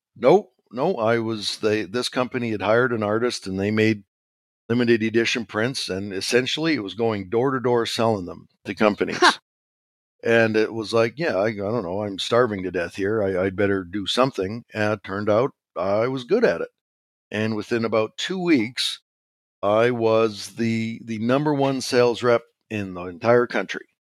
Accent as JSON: {"language": "English", "town": "Regina", "region": "Saskatchewan", "country": "Canada", "tie": "born or raised there", "said": "I was born in Regina, Saskatchewan, Canada"}